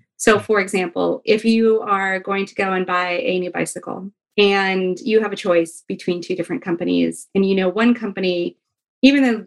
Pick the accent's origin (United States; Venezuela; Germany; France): United States; Fairbanks, Alaska; I'm from Alaska. I'm from Fairbanks, Alaska. And I'm a huge, like, hometown hero kind of girl.